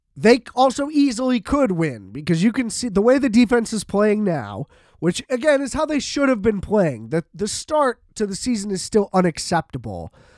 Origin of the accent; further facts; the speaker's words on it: United States; as an American